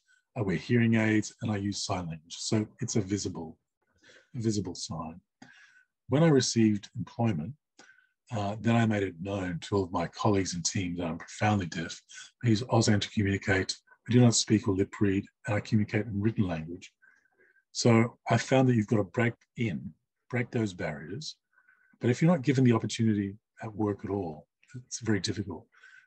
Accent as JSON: {"language": "English", "country": "Australia", "first_language": "sign language", "second_language": "English", "said": "As a Asian deaf person from CALL community, English is not my first language or my home language. In fact, it's my fourth language. And my first language being sign language, my third language being English."}